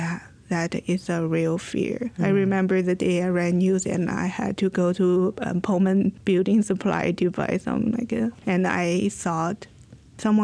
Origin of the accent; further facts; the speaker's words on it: China; now in United States; I am from China